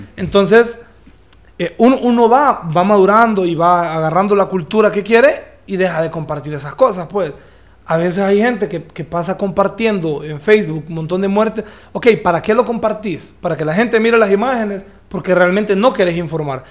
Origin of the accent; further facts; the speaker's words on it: Danlí, El Paraíso, Honduras; also born or lived in Tegucigalpa; soy el único de Dan Lee ahí